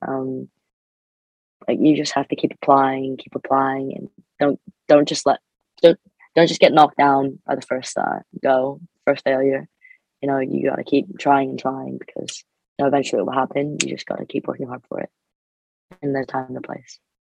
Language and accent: English; Canada; moved away as an adult; now in Birmingham, United Kingdom; I'm an international student, so I'm from Canada.